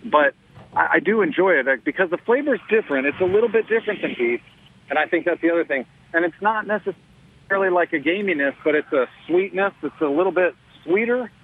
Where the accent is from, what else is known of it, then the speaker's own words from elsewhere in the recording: Texas, United States; growing up in Texas